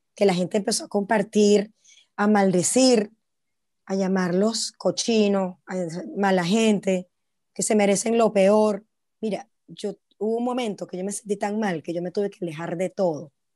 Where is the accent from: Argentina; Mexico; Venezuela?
Venezuela; now in China; De Venezuela